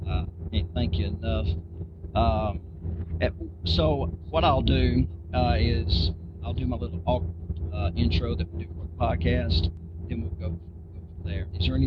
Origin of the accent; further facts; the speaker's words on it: Southwest Arkansas, United States; we're from Southwest Arkansas